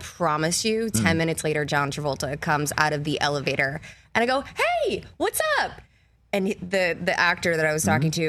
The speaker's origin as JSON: {"language": "English", "town": "New Orleans", "region": "Louisiana", "country": "United States", "accent": "Cajun", "moved": "yes", "said": "from New Orleans."}